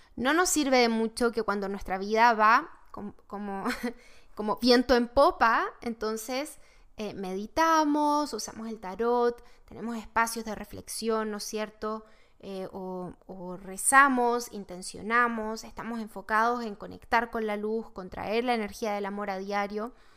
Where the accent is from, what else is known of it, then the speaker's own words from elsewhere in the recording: Chile; now in United States; yo soy de Chile